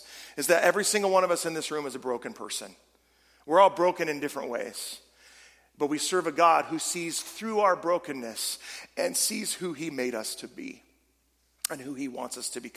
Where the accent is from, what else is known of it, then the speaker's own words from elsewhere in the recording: California, United States; moved away as an adult; now in Michigan, United States; I am originally from California, though we've lived here almost 20 years